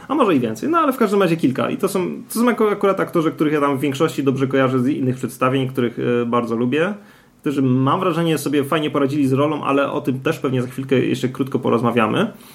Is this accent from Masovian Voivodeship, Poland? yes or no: no; Gliwice, Silesian Voivodeship, Poland; ja jestem z Gliwic